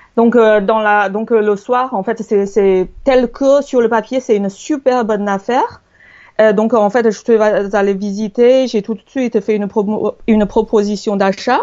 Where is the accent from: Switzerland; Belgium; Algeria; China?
China; now in France; je suis chinoise